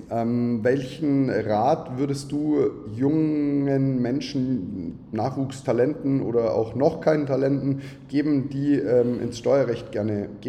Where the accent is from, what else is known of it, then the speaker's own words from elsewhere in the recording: Neumarkt in der Oberpfalz, Bavaria, Germany; ich komme ja aus Neumarkt in der Oberpfalz